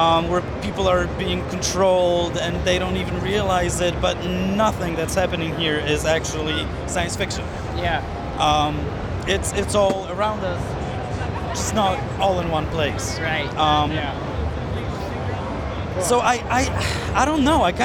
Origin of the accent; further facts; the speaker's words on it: Poland; I'm from Poland.